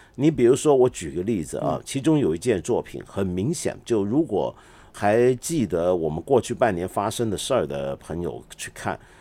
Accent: Hong Kong; 我身为一个香港人

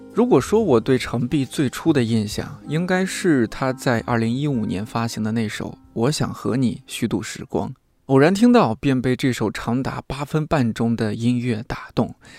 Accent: Shanxi, China; 山西人、山东人，我们这个吃面特别的不能这。

